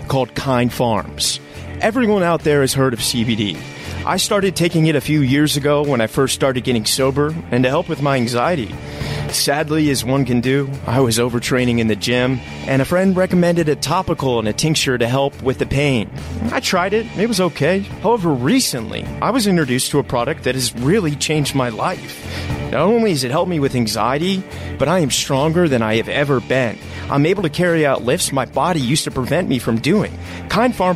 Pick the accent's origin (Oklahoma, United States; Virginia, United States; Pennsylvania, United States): Virginia, United States; DC Metro Virginia area, United States; I grew up in the DC Metro Virginia area